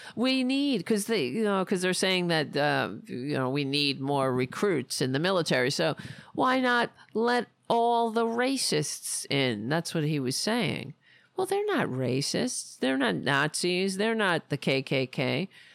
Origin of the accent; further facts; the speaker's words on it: United States; being an American